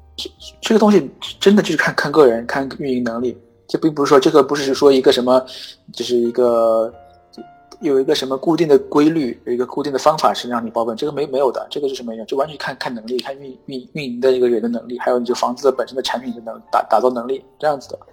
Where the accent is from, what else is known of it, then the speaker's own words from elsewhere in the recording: Yangzhou, Jiangsu, China; now in Chengdu, China; 我是江苏人，我是扬州人